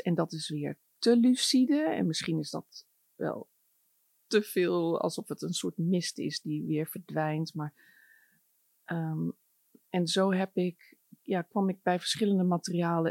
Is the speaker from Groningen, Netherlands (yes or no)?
yes; Groningen, Netherlands; ik ben opgegroeid in Groningen